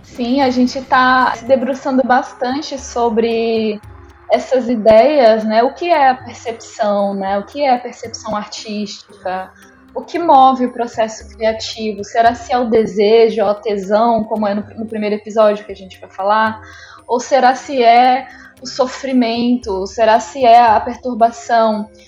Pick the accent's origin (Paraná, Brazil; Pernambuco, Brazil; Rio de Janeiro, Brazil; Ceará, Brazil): Rio de Janeiro, Brazil; also born or lived in Minas Gerais; now in São Luís, Brazil; eu sou mineira, nasci em Minas Gerais, cresci no Rio de Janeiro, estou morando em São Luís do Maranhão